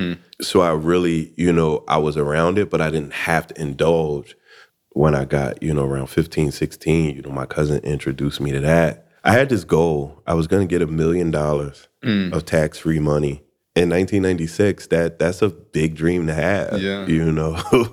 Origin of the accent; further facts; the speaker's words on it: Philadelphia, Pennsylvania, United States; also born or lived in Atlanta; Philadelphia, man. Born and raised. I did like a 10-year stint in Atlanta. Went back to Philadelphia, and now I'm here.